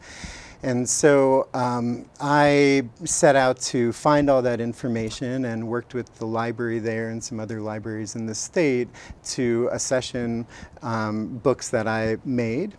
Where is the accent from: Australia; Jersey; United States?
United States; Los Angeles, California; now in Eugene, United States; I grew up in Los Angeles in a family of people who I think were interested in art but didn't have a background in art